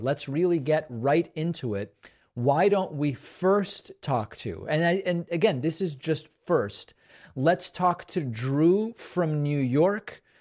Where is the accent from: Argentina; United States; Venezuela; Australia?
Argentina; I was born in Argentina